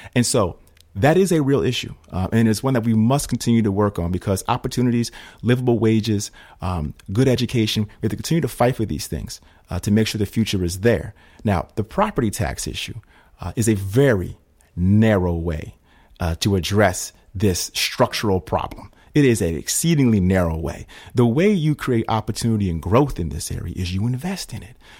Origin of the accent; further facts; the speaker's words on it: Schenectady, New York, United States; I'm from Schenectady